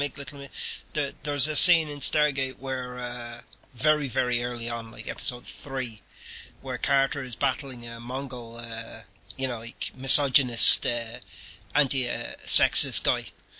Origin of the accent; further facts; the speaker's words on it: Ireland; I'm Irish